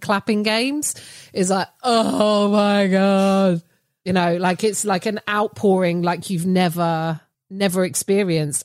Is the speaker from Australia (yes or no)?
no; United Kingdom